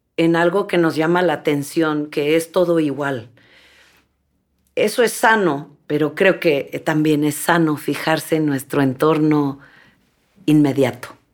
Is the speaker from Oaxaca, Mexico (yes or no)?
yes; Mixteca region of Oaxaca, Mexico; moved away; yo venía de un pueblo muy humilde en donde la tierra se está erosionando y quería volver a mi tierra de origen, que es en la Mixteca de Oaxaca, en México